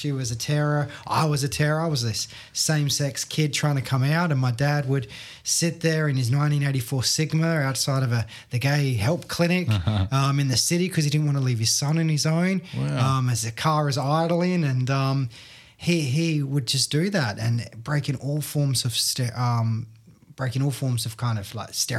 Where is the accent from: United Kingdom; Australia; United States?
Australia; I'm an Aussie